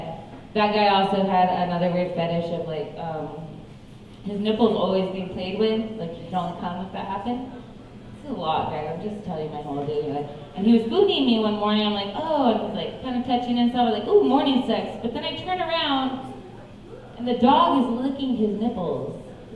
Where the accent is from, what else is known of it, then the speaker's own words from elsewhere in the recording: the Bible Belt, United States; I grew up partly in the Bible Belt, but I only know half know about this.